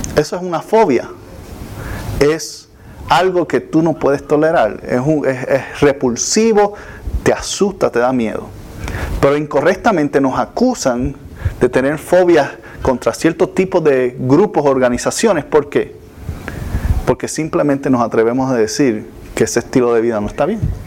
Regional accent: Puerto Rico; moved away; nosotros estábamos en Puerto Rico, de donde yo soy, estábamos muy cerca de la playa, la escuela quedaba bien cerca de la playa

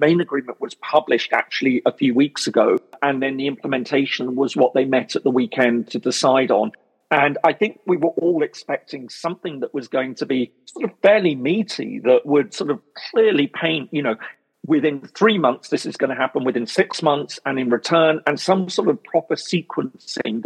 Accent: United Kingdom; I'm British

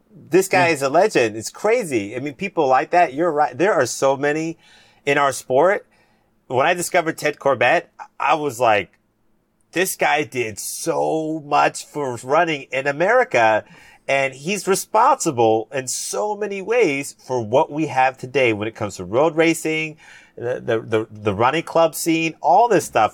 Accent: Cayman Islands; I'm from the Cayman Islands. That's where, who, where I'm from.

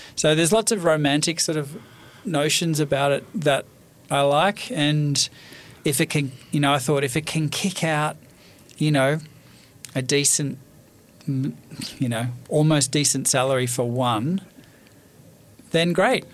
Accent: Australia; moved away as an adult; also born or lived in Paris; both being Australian

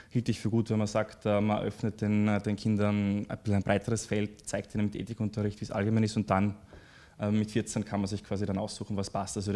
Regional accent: Graz, Styria, Austria; also born or lived in Deutschlandsberg; now in Vienna, Austria; Also ich habe äh, sehr enge Verbindungen zu, zu meinen Eltern und äh, vielen Freunden, die in Graz leben. Ich habe in Graz äh, äh maturiert

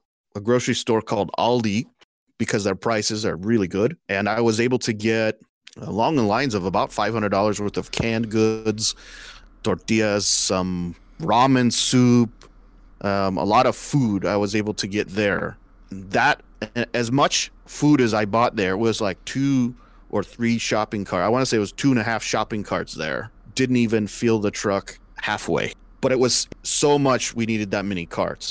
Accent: California, United States; moved away; I'm from California

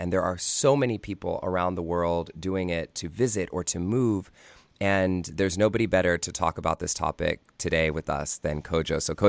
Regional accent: United States

